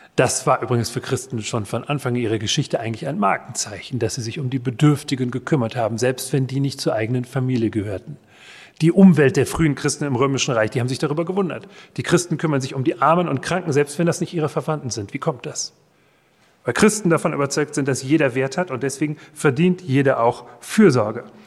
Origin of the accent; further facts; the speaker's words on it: Marburg, Hesse, Germany; in meiner Heimatstadt Marburg